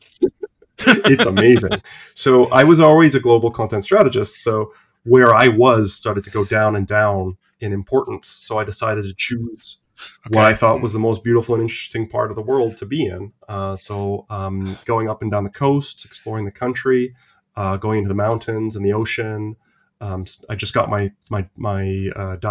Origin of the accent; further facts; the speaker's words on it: Canada; moved away as an adult; also born or lived in Europe; I'm Canadian by birth